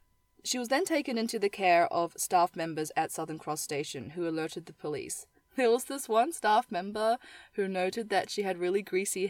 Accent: New Zealand; I grew up in the Asian community in New Zealand

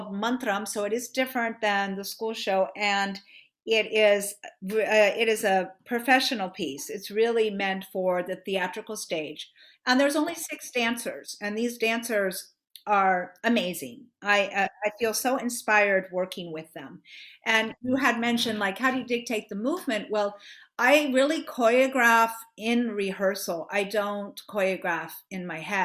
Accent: Miami, Florida, United States; I grew up in Miami, Florida

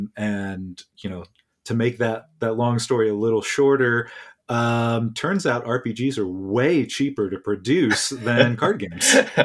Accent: Neosho, Kansas, United States; but I am curious where in Kansas, because I'm originally from Neosho, which is almost as far to that corner as you can go.

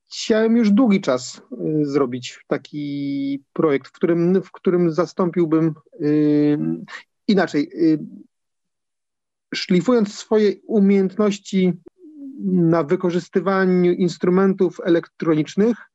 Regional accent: Mysłowice, Silesian Voivodeship, Poland; pochodzę z Górnego Śląska, z miasta Mysłowice, czyli swoją, swoją drogą gdzieś tam nacechowanego pewną mikrotradycją muzyczną. Natomiast już, już w wieku 14 lat grałem, grałem w orkiestrze dętej kopalni węgla kamiennego w Mysłowicach

